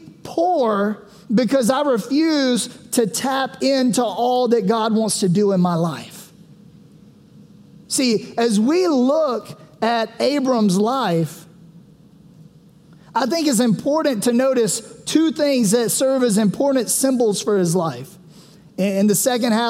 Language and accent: English; Sumter, South Carolina, United States; I'm from Sumter, South Carolina